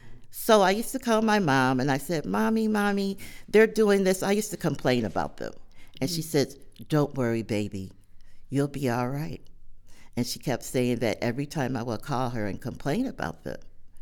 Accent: Buffalo, New York, United States; I was born in Buffalo, baptized Catholic at Our Lady of Lourdes Church, which no longer exists right now. I also attended Our Lady of Lourdes School.

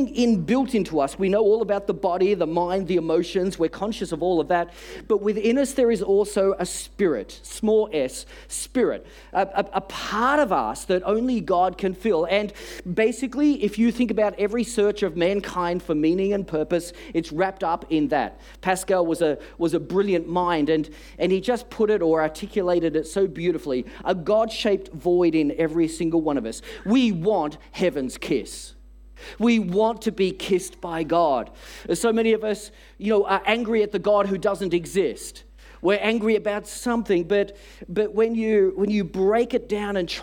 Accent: Australia; We're from Australia. We've never seen a white Christmas

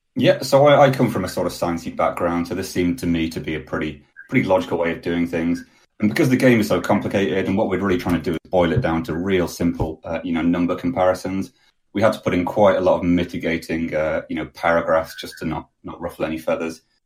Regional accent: Manchester, North West England, United Kingdom; I'm from Manchester in the UK

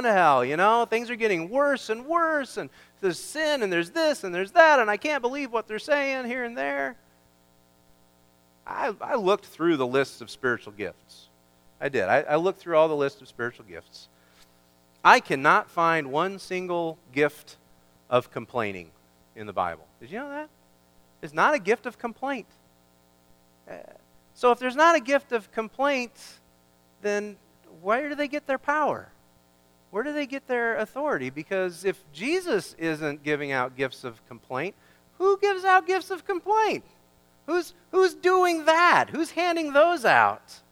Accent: Kansas, United States; I grew up in Kansas

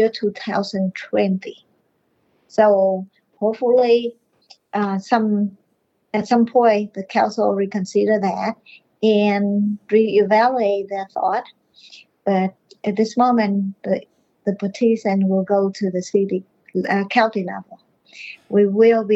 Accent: Vietnam; English is a second language; moved away as an adult; now in Morrow, United States; I was born in Vietnam and I immigrated to this country when I was 30 years old

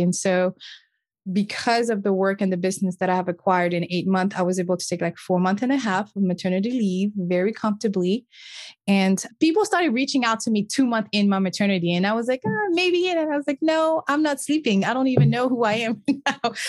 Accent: Senegal; first language French; English is a second language; moved away as an adult; also born or lived in Cape Verde (ancestry); now in United States; French is my first language because I was born and raised in a small West African country called Senegal.

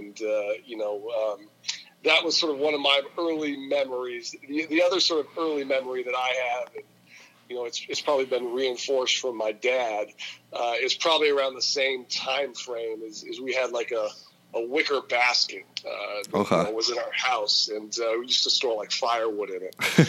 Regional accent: West Coast, United States; I grew up out on the West Coast.

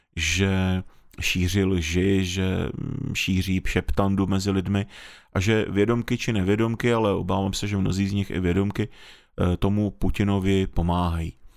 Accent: North Moravia, Czechia; jak jsem vyrůstal na Severní Moravě

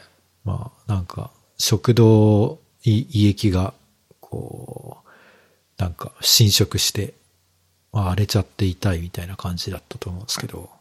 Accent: Kyushu, Japan; moved away; 僕は九州出身なんで

